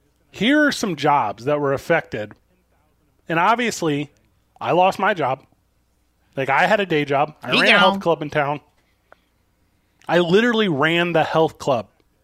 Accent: St. Louis, Missouri, United States; my hometown of St. Louis, Missouri

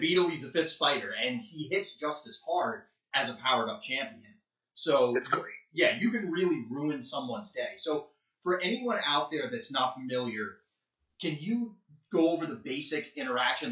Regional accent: New Jersey, United States; I'm originally from Jersey

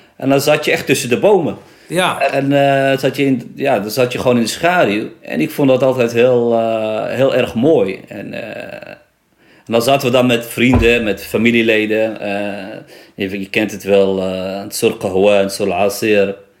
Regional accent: Nador, Oriental, Morocco; ik kom uit Nador

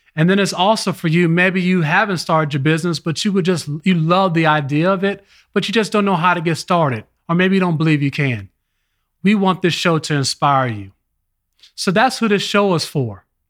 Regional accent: Richmond, Virginia, United States; also born or lived in Los Angeles, California; I was born in Los Angeles, California. Then my family migrated to Richmond, Virginia

